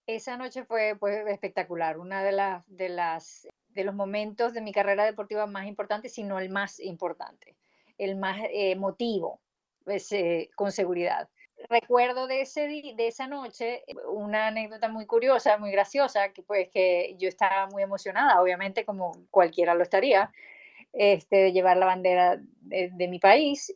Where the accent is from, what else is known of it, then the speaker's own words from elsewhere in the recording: Maracaibo, Zulia, Venezuela; accent: maracucho; moved away; yo soy maracucha